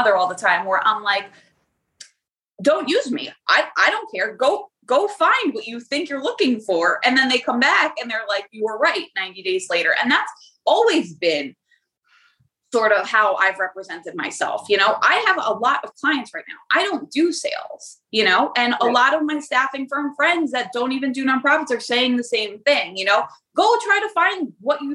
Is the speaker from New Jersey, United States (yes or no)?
yes; New Jersey, United States; I'm from Jersey. So in Jersey, we're big on loyalty